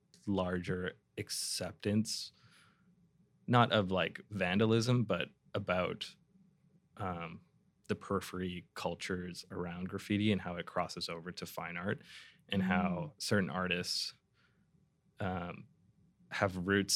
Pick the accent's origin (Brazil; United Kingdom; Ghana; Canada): Canada; Vancouver, British Columbia; I grew up in East Van. So for people that don't know Vancouver, that's sort of across town.